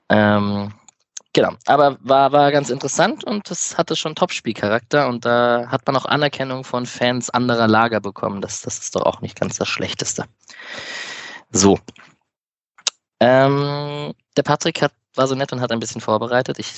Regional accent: Berlin, Germany; könnte man, könnte ich als Berliner direkt einen Bogen schlagen zu Delay Sports und dem

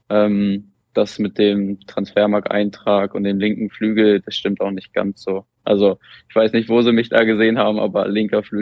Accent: Wolbrandshausen, Germany; ist ähm, nach Wolbrandshausen in mein Heimatdorf gefahren.

